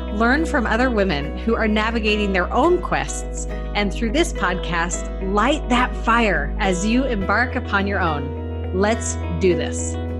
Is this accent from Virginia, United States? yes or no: no; Cache Valley, Utah, United States; I'm from Cache Valley